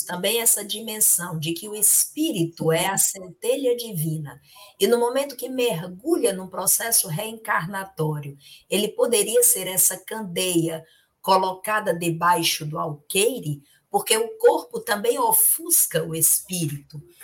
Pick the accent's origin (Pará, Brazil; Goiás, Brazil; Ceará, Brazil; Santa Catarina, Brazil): Ceará, Brazil; Itapajé; quando eu era criança pequena, lá em Tapajé